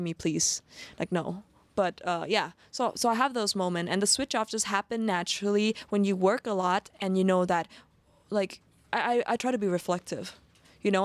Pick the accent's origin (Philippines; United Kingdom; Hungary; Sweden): Sweden; also born or lived in Phuket, Thailand; now in Thailand; I grew up in Sweden